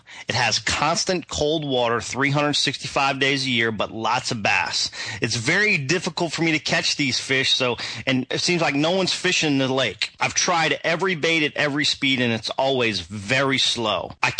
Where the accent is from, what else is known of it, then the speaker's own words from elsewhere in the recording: East Coast, United States; moved away; I'm originally from the East Coast